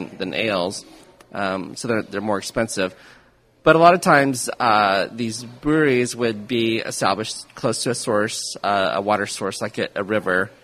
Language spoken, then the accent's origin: English; Kansas City, Missouri, United States; I'm born and raised in Kansas City